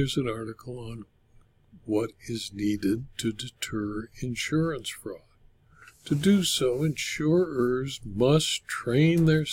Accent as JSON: {"language": "English", "town": "Culver City", "region": "California", "country": "United States", "tie": "born or raised there", "said": "Culver City, California, my hometown"}